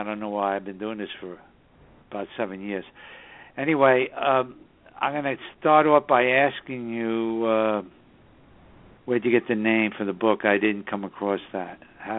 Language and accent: English; New York City, New York, United States; born or raised there; also born or lived in Southern Hudson Valley, New York